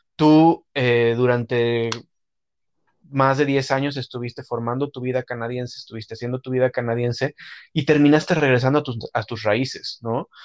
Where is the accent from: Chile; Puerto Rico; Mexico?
Mexico; como mexicano